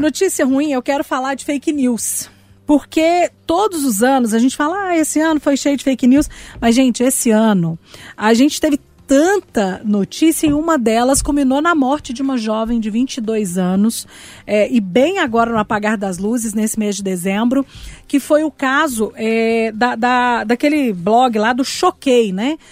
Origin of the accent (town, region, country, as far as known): Brazil